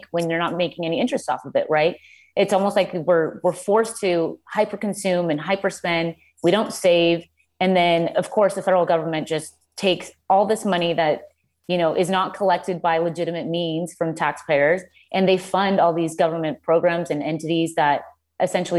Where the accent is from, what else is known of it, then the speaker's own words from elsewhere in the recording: Colombia; now in United States; I grew up in Colombia